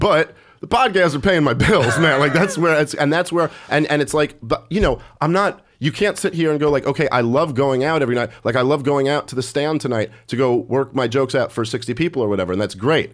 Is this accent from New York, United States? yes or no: yes; New York City, New York, United States; also born or lived in Oneonta, New York; I've never lived outside of New York.